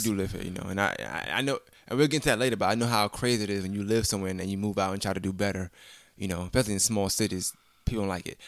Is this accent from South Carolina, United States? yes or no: no; New York City, New York, United States; I'm originally from Brooklyn